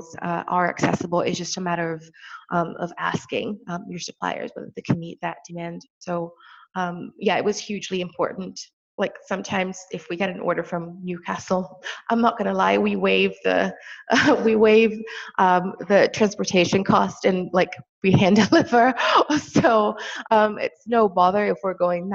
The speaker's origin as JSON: {"language": "English", "country": "Brazil", "tie": "born or raised there", "moved": "yes", "said": "I'm originally from Brazil. So every time I go back home, there's this hill behind our house"}